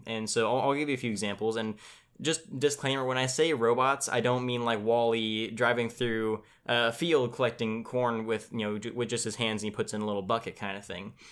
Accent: Tulare, California, United States; here in my, in my hometown of Tulare, I live in Tulare, California

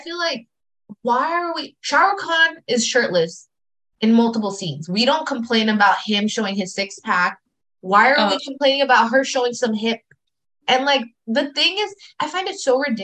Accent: United States; I'm very American

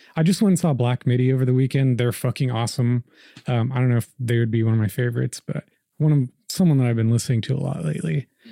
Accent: Slaughterville, Oklahoma, United States; also born or lived in Riverside, California; I was born in California, in Riverside, and, uh, I moved to Oklahoma when I was like seven, just like in the year two thousand. And, uh, I moved to Slaughterville, Oklahoma, out south of Noble

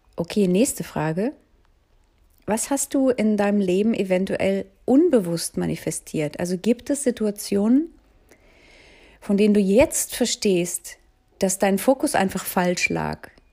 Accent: Berlin, Germany; Ich bin ja um den Helmholtzplatz, Kollwitzplatz aufgewachsen

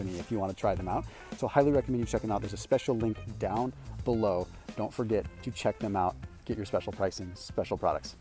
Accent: Sonoma, California, United States; moved away; I'm originally from Sonoma

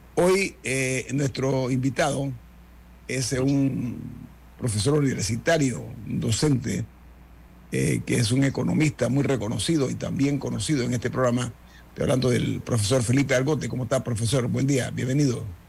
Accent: Panama; nosotros como panameños

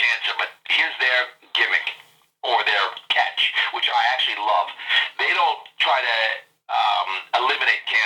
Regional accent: New York City, New York, United States; I'm from Queens, New York

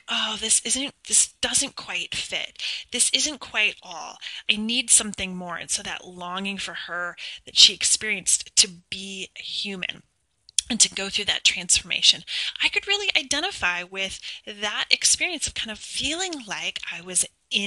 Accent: United States; I was born in the United States, and I was adopted domestically

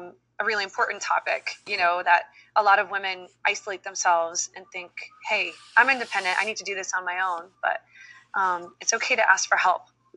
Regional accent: Dominican Republic; born there; You know, I have a Dominican background. I was born in Dominican Republic. And so those roots are really important.

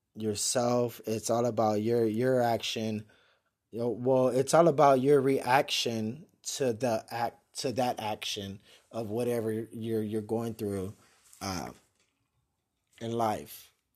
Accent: San Antonio, Texas, United States; born and raised in San Antonio, Texas

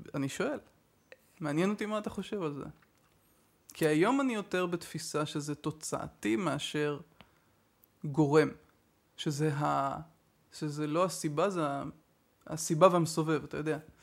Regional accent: Haifa, Haifa District, Israel; אני חיפאי

